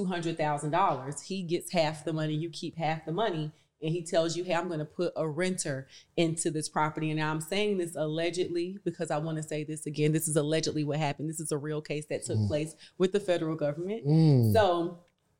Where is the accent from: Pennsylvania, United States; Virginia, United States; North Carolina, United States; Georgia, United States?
North Carolina, United States; moved away as an adult; growing up in North Carolina, growing up in the projects